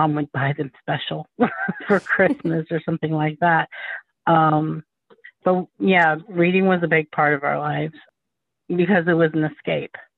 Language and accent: English; Columbus, Ohio, United States; I was born and raised in Columbus, Ohio